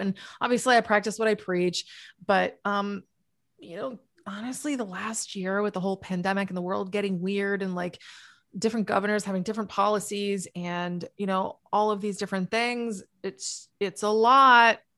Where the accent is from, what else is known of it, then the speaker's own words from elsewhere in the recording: New England, United States; also born or lived in Massachusetts; now in Florida, United States; I'm from New England